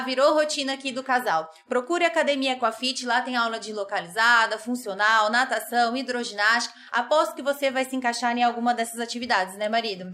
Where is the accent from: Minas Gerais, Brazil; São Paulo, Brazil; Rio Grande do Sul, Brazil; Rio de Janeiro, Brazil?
São Paulo, Brazil; Dracena; eu, de Dracena, interior de São Paulo